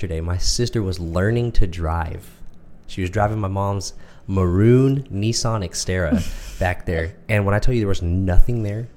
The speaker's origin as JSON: {"language": "English", "town": "Midlothian", "region": "Texas", "country": "United States", "tie": "born or raised there", "said": "we're from Texas, from a very small town called Midlothian. I lived here almost my entire life. I was born 20 minutes up the road, mm-hmm. but this is my hometown."}